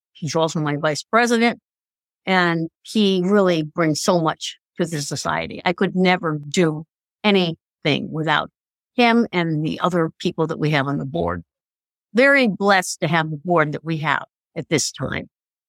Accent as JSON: {"language": "English", "town": "Stratford", "region": "Connecticut", "country": "United States", "tie": "born or raised there", "said": "Stratford is pretty much my hometown"}